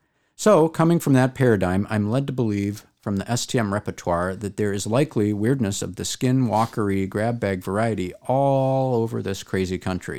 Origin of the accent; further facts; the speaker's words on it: Texas, United States; the way people generally feel entitled to talk bleep about my home state of Texas without ever having visited.